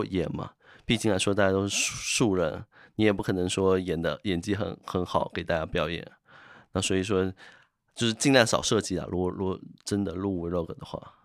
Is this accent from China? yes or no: yes; Fujian, China; 在福建这边是一个泛神论的